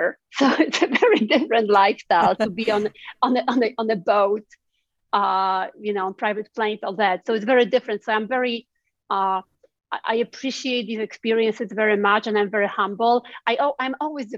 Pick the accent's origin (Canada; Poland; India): Poland; now in United States; growing up in Poland and looking at America